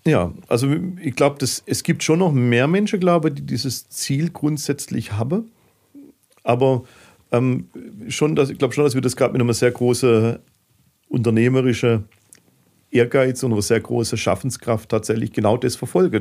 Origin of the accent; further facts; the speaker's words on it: Heilbronn, Baden-Württemberg, Germany; meine Heimat